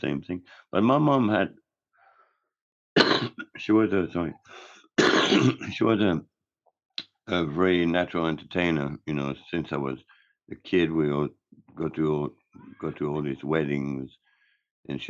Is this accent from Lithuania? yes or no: no; Geneva, Switzerland; English is a second language; moved away; also born or lived in Marseille, France / San Francisco, United States; my mom remarried, and we moved to Geneva, Switzerland. So I was pretty much raised in Geneva or around the area